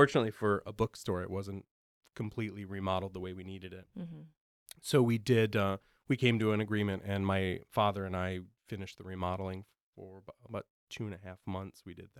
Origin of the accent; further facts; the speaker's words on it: Roscoe, Illinois, United States; We grew up in Roscoe, Illinois, which is near Rockford.